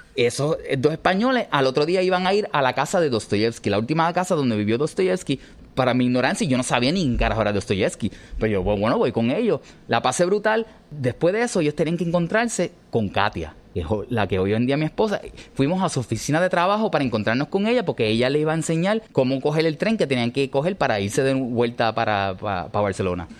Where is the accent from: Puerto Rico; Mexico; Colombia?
Puerto Rico; yo siendo ciudadano americano, por más que puertorriqueños seamos, somos ciudadanos americanos legalmente